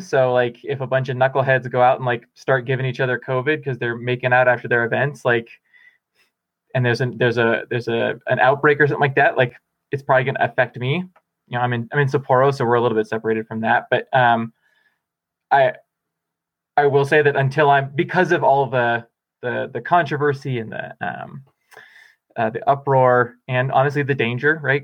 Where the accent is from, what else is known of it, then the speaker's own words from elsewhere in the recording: Bellingham, Washington, United States; now in Boulder, United States; I'm going back to Bellingham, my, my hometown where my parents live